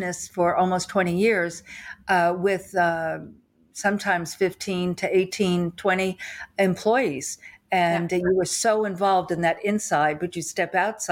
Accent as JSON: {"language": "English", "region": "New York", "country": "United States", "also_born_or_lived": "Texas", "moved": "yes", "lives_now": "Austin, United States", "said": "I am from New York. So I'm a New York girl, deep in the heart of Texas here"}